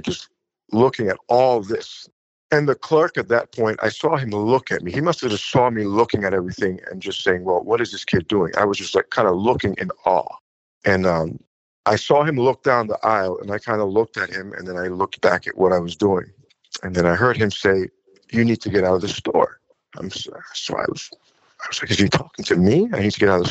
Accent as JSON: {"language": "English", "town": "Huntington", "region": "New York", "country": "United States", "tie": "born or raised there", "also_born_or_lived": "Jamaica / France", "moved": "as an adult", "lives_now": "Fontainebleau, France", "said": "I was born in Jamaica, and Jamaica is 95 to 99% Black. And moving to the States, we moved to Long Island, Huntington"}